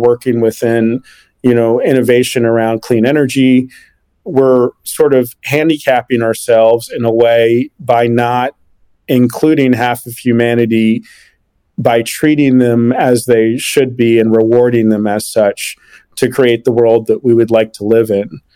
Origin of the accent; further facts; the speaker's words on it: Washington, District of Columbia, United States; growing up in Washington, D.C.